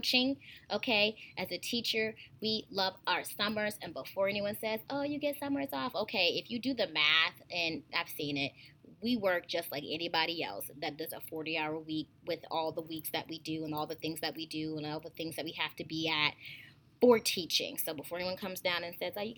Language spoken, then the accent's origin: English; United States; we're all in the United States of America and we all speak English, okay, we're all from different regions